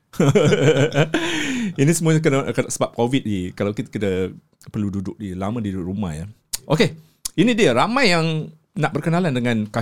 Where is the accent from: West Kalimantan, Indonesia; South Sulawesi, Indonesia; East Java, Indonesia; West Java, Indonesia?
West Java, Indonesia; Bandung; Kalau dari saya asal dari Indonesia di Bandung.